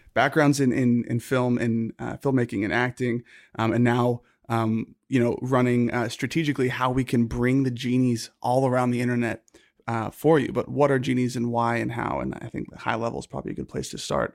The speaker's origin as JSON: {"language": "English", "town": "San Diego", "region": "California", "country": "United States", "tie": "born or raised there", "also_born_or_lived": "Los Angeles", "said": "growing up in San Diego, California"}